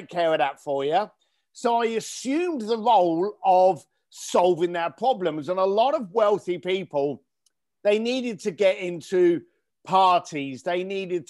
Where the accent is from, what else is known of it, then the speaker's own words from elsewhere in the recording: London, United Kingdom; now in Los Angeles, United States; I grew up in East London. I'm here living in Los Angeles now.